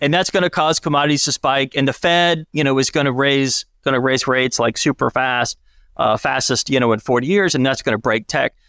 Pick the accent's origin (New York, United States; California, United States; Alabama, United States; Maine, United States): Alabama, United States; grew up, I grew up in Alabama